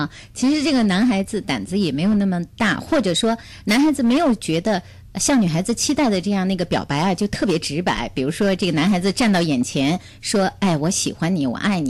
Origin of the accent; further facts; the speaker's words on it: Beijing, China; 父母呢也是给我做了一定的安排。我是北京人，呃，有我可以结婚的一套房子